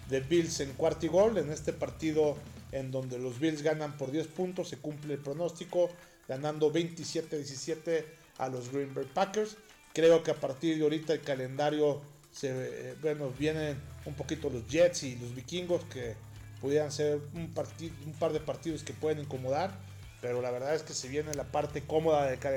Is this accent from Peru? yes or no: no; Mexico; sobre todo para nosotros que venimos de México